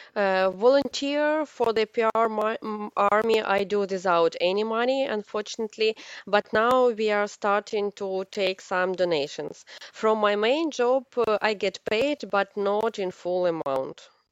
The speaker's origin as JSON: {"language": "English", "region": "Kyiv", "country": "Ukraine", "second_language": "English", "moved": "yes", "said": "I am from Kiev also"}